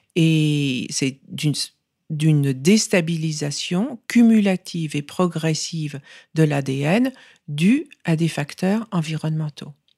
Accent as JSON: {"language": "French", "country": "France", "tie": "born or raised there", "also_born_or_lived": "New York, United States", "moved": "yes", "said": "Et donc j'ai grandi en France, j'ai fait toutes mes études en France"}